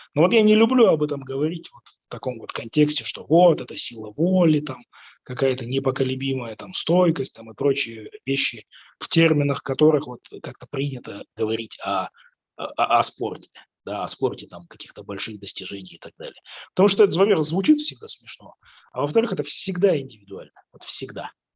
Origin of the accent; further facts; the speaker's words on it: Kazakhstan; я казах